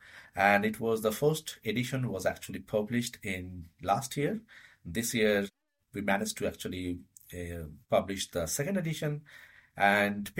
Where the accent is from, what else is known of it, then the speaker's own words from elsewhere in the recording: India; moved away as an adult; now in Denmark; I was born and brought up in India and living in Denmark for the last close to 8.5 years